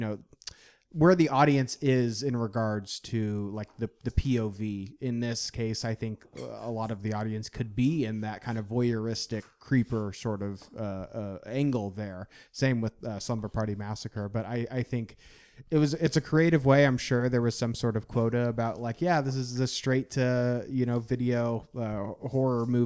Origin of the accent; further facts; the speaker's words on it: Indiana, United States; I'm from Indiana